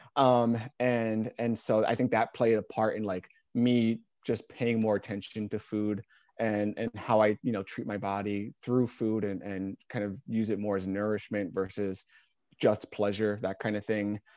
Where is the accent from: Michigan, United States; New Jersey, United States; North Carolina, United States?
New Jersey, United States; moved away as an adult; now in Portland, United States; originally from New Jersey, I mentioned, uh, here in Portland.